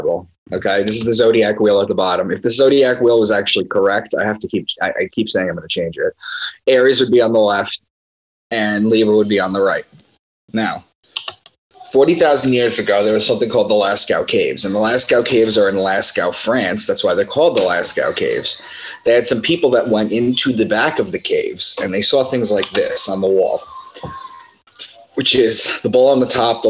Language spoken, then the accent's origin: English; Long Island, New York, United States; also born or lived in Boston; I'm from Long Island and I moved to Boston in 2013